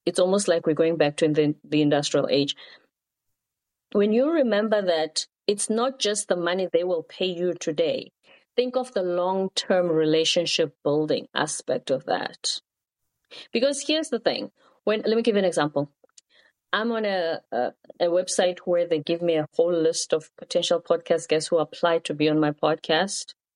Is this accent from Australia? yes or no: no; South Africa; moved away; also born or lived in South Korea; I'm from South Africa. At the time, my country was going through political changes